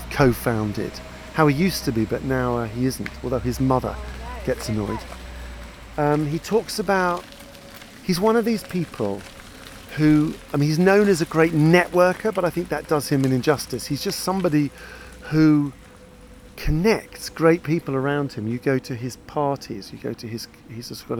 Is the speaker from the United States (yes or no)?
no; United Kingdom; I'm British